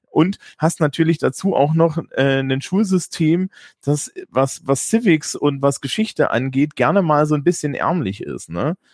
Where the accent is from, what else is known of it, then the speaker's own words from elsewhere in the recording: Germany; als Deutscher